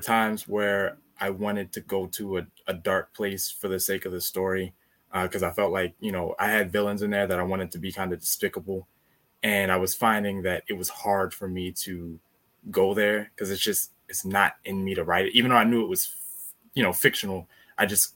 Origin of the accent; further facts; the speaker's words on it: Maryland, United States; I'm from Maryland